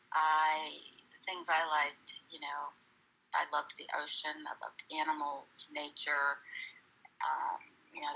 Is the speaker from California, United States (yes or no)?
no; Cape Elizabeth, Maine, United States; I grew up in Cape Elizabeth, Maine, and Maine is right on the coast.